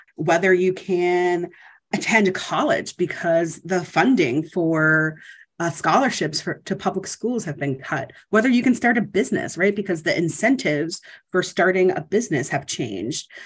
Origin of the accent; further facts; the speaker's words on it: Ohio, United States; moved away; I'm from Ohio originally